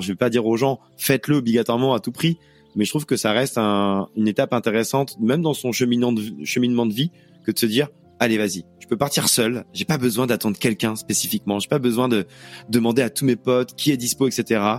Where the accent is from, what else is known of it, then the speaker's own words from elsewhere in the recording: Auvergne-Rhône-Alpes, France; moved away; je suis allé en Auvergne, ma région natale